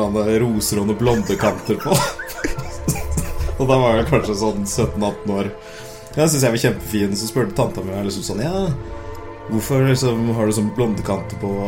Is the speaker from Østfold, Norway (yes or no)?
yes; Moss, Østfold, Norway; now in Sarpsborg, Norway; Nei, jeg vokste opp i Moss, eh, der jeg egentlig bodde hele livet fram til jeg flytta til Sarpsborg nå